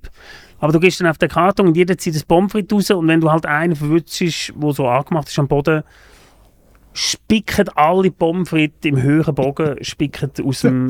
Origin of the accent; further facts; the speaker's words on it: a small town near Lucerne, Switzerland; also born or lived in Germany; Ich bin in Deutschland geboren, aus Deutschland gekommen, in ein kleines Dörfli äh, oder in ein Dorf, oder ein kleines Städtchen kann man sagen, vor Luzern